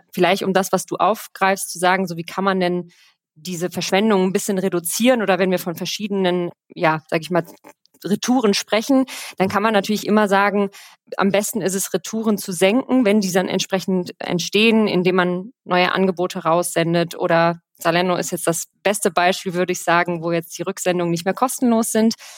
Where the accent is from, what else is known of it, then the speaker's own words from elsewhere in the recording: Rhineland, Germany; now in Cologne, Germany; gebürtige Rheinländerin, äh, sesshaft in Köln